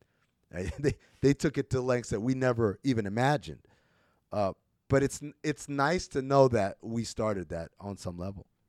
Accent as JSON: {"language": "English", "region": "New York", "country": "United States", "also_born_or_lived": "Sudan", "said": "I'm from New York"}